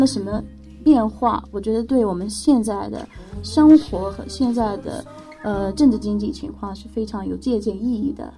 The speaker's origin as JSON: {"language": "Chinese", "country": "Saudi Arabia", "tie": "born or raised there", "also_born_or_lived": "Somalia", "second_language": "Chinese", "moved": "as an adult", "lives_now": "China", "said": "我是在沙特阿拉伯出生长大"}